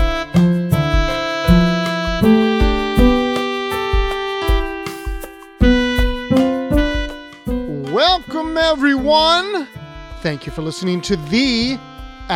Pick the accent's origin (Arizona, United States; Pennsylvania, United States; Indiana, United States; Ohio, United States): Ohio, United States; now in Richmond, United States; I'm from Ohio